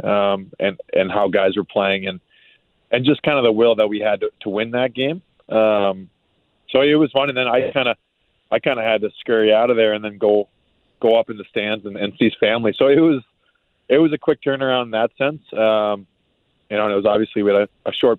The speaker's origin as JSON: {"language": "English", "region": "Maine", "country": "United States", "tie": "born or raised there", "moved": "yes", "said": "I grew up in Maine"}